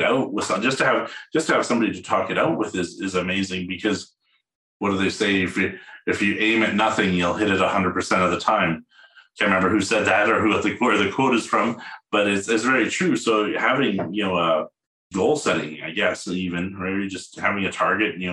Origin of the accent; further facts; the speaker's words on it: Edmonton, Alberta, Canada; now in Calgary, Canada; I was born in Edmonton